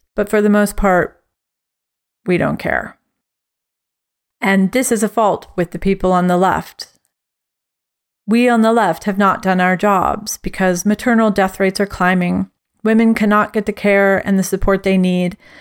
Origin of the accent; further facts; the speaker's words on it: Kansas, United States; I grew up in Kansas